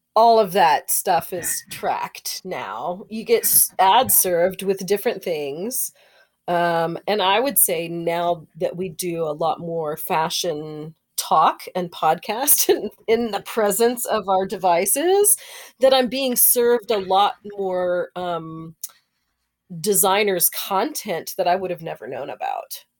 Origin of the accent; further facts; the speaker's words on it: Texas, United States; I'm from Texas